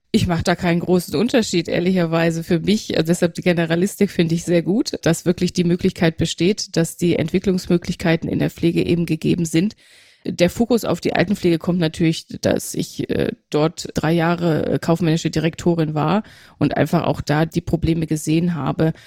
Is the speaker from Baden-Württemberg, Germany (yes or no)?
yes; Aalen, Baden-Württemberg, Germany; moved away as an adult; also born or lived in Münster / Hamburg; now in Nuremberg, Germany; Geboren bin ich in Münster. Ah. Mhm, genau, aufgewachsen in Aalen, in, im Schwäbischen